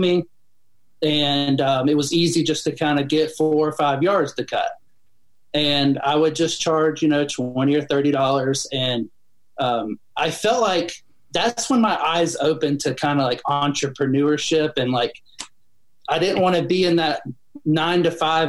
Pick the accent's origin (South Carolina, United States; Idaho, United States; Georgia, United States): Georgia, United States; just north of Atlanta; born and raised in Georgia, just north of Atlanta. My whole family lives here. I've been here my whole life